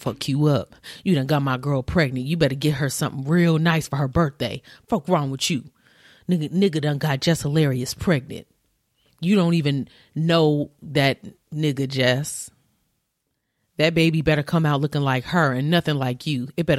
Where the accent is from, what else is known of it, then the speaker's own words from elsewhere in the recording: Baltimore, Maryland, United States; But that's my child. I don't care where you are from. I'm from Baltimore.